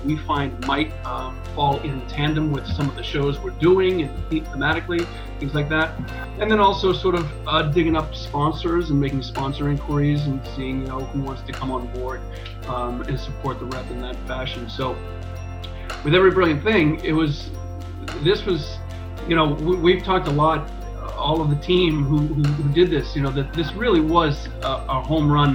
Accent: Boston, Massachusetts, United States; now in Florida, United States; I'm from Boston

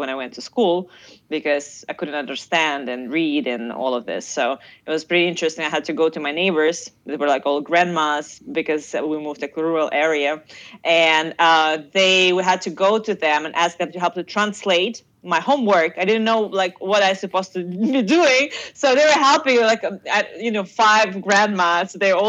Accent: Ukraine; English is a second language; moved away as an adult; also born or lived in Russia / Zaporizhzhia, Ukraine / Kyiv, Ukraine; now in New York, United States; I was born in Russia, and I moved to Ukraine when I was 8 years old. So I grew up in Ukraine.

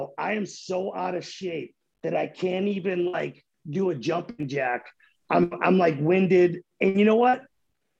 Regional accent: 30 minutes north of Boston, Massachusetts, United States; moved away as an adult; now in Oklahoma, United States; I grew up 30 minutes north of Boston my whole life

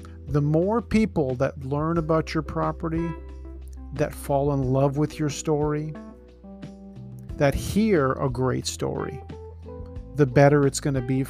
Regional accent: Toronto, Ontario, Canada; I was born in Scarborough, living in the Danforth

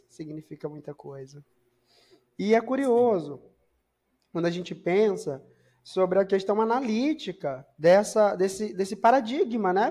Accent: Maranhão, Brazil; Eu sou natural do Maranhão.

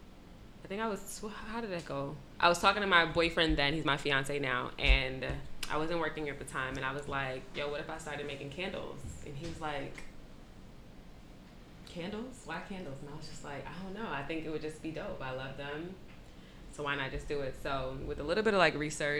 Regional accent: New York City, New York, United States; I am from Brooklyn, New York

